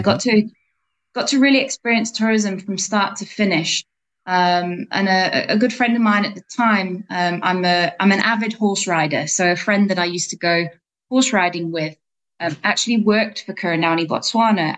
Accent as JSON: {"language": "English", "region": "England", "country": "United Kingdom", "tie": "born or raised there", "also_born_or_lived": "South Africa", "moved": "as an adult", "said": "I grew up in England"}